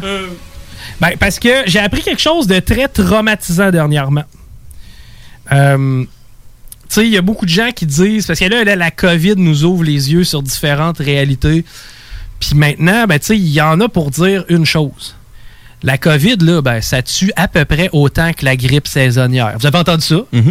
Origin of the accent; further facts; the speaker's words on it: Val-Bélair, Quebec, Canada; je viens de Val, Bel